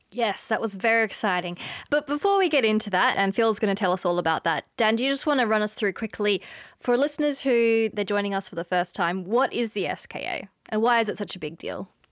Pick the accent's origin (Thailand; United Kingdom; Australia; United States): Australia; accent: Australian; moved away as an adult; now in Cape Town, South Africa; as you can hear from my accent, I'm from Australia originally. And I moved to Cape Town, uh, in two thousand and eighteen